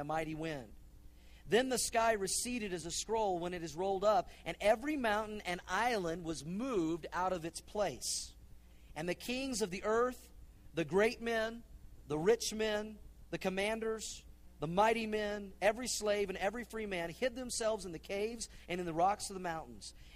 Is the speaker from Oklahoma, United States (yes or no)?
yes; Oklahoma, United States; I grew up in Oklahoma